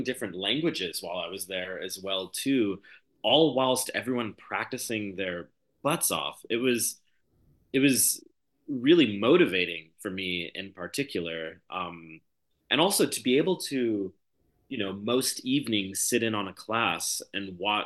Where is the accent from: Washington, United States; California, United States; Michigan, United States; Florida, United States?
California, United States; Los Angeles; moved away; I come from a pretty particular background growing up in Los Angeles